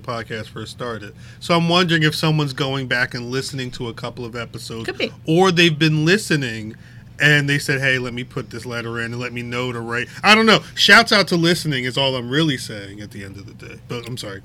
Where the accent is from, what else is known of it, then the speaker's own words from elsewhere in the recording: United States; I'm American